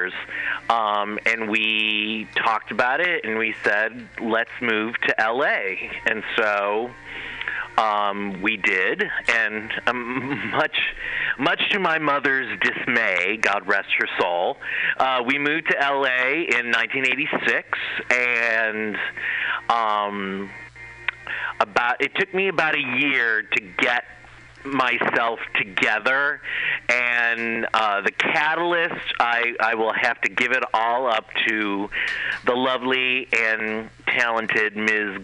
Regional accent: Cleveland, Ohio, United States; moved away as an adult; also born or lived in Los Angeles, California; Ohio, where I'm originally from. I'm from Cleveland, Ohio

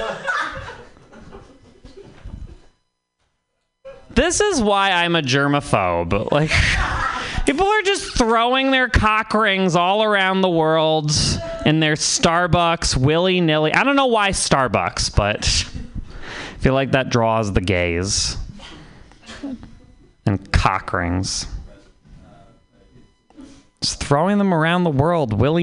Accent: Vermont, United States; I'm from Vermont

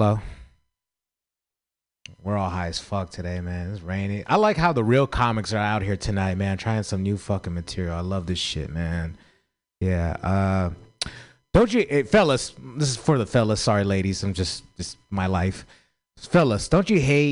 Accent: San Francisco, California, United States; I grew up in San Francisco

